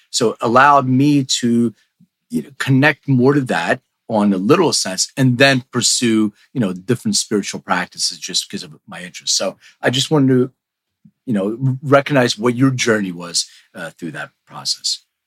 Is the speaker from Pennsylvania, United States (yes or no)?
yes; Philadelphia, Pennsylvania, United States; now in Los Angeles, United States; I grew up in Philly too, even though I, I'm in LA now